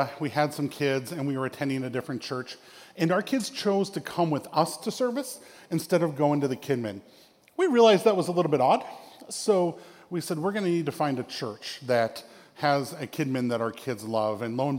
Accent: Minnesota, United States; also born or lived in Chicago; now in Spokane, United States; because I'm from Minnesota.

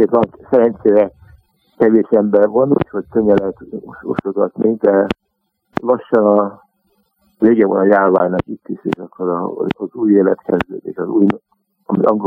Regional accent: Montreal, Quebec, Canada; moved away as an adult; also born or lived in Hungary; now in London, United Kingdom; kénytelenek voltunk uh, eh, meglogni Magyarországról, és uh, elmentünk Kanadába. Úgyhogy Montrában nőttem föl

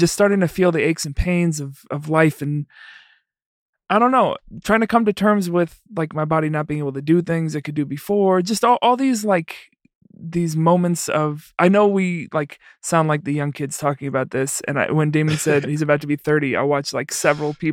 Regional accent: New York City, New York, United States; also born or lived in Iowa; now in Chicago, United States; I'm from the Bronx originally

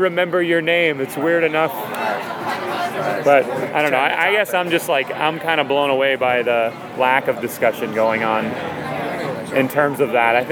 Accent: Boston, Massachusetts, United States; now in Los Angeles, United States; I come from Boston, a place I could live in just as easy, go back to just as easily as anywhere else

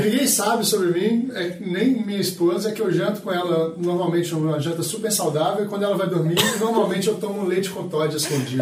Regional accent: Minas Gerais, Brazil; eu sou mineiro, atleticano

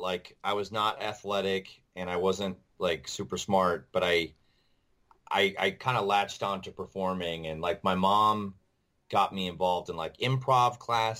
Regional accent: Webster, New York, United States; moved away as an adult; also born or lived in Rochester, New York; now in New York City, United States; So I tell people Rochester, but really I'm from Webster.

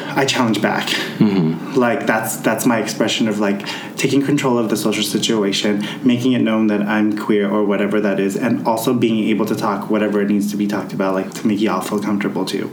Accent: United States; growing up as an American Filipino

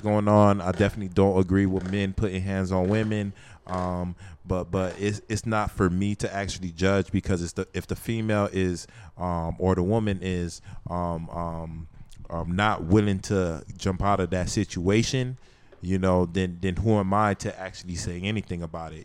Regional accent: Florida, United States; I'm from Florida

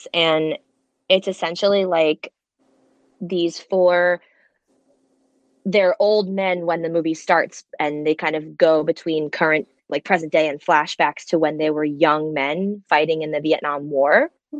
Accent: New Jersey, United States; in my hometown in New Jersey

